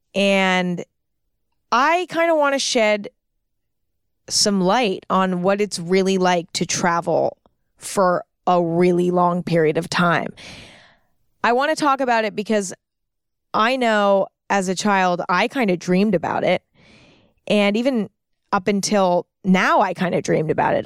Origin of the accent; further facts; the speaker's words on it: San Francisco, California, United States; I started out in San Francisco, which is my hometown